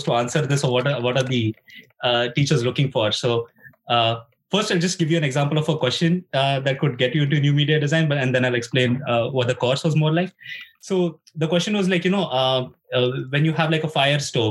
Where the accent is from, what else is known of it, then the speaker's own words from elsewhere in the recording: India; moved away as an adult; now in Finland; I'm from India